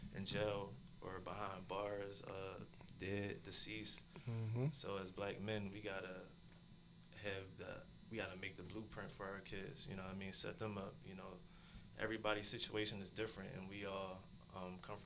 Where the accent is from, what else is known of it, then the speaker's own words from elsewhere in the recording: Philadelphia, Pennsylvania, United States; Growing up in South Philly, that's where I'm from, to be exact